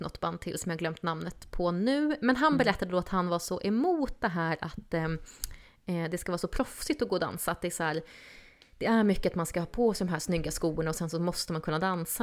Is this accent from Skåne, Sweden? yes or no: no; Stockholm, Stockholm County, Sweden; moved away; jag är uppvuxen i Stockholm.